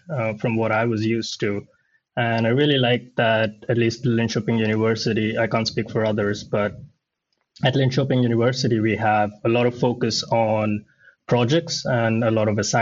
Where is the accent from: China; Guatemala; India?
India; Bangalore, Karnataka; moved away as an adult; now in Sweden; I come from India and from Bangalore, the south of India